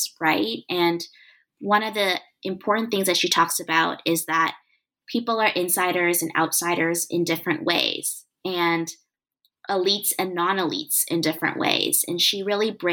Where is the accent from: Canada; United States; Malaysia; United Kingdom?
Canada; I am Canadian